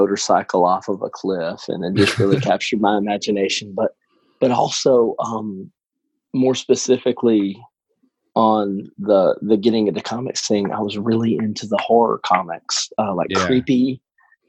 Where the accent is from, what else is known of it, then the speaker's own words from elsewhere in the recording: about 20 minutes outside of Birmingham, Alabama, United States; I am from about 20 minutes outside of Birmingham, Alabama